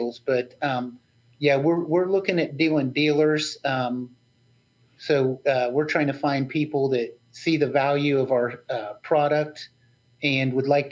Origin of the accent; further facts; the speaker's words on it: West Virginia, United States; I'm from West Virginia